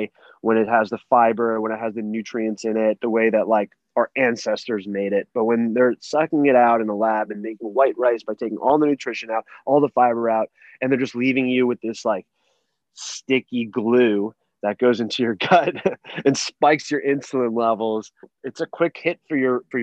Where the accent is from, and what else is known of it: Los Angeles, California, United States; born or raised there